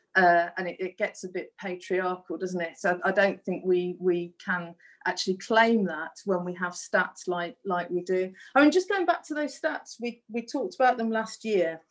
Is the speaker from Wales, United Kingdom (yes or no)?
no; Black Country, West Midlands, United Kingdom; accent: Black Country; moved away; my Black Country accent